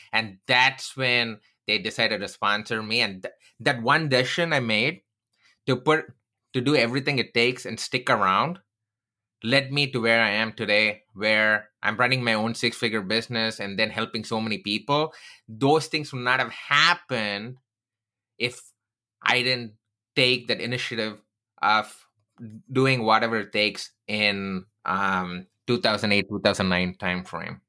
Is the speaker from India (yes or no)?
yes; Chennai, Tamil Nadu, India; moved away; I grew up in Chennai